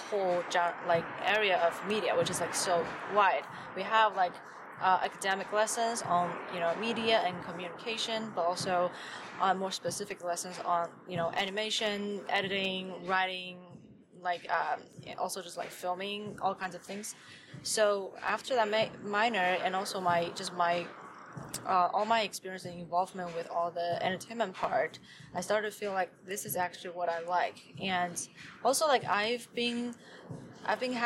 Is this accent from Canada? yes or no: no; Wenzhou, Zhejiang, China; English is a second language; moved away as an adult; also born or lived in Shaanxi, China; now in Los Angeles, United States; I was born in Shaanxi in China. It's like in the west part, which is closer to Beijing for you to kind of have a better idea of like where, like the geography. Then when I was 5, my family moved from Shaanxi to Wenzhou.